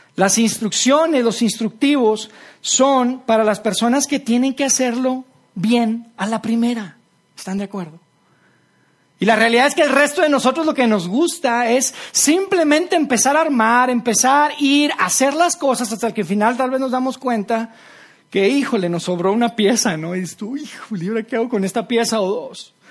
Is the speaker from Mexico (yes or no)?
yes; Monterrey, Nuevo León, Mexico; moved away; mi familia y, yo somos de, somos de Monterrey